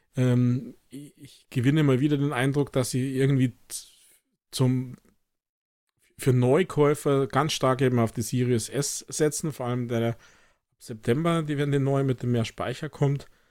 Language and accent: German; Germany; bei uns in Deutschland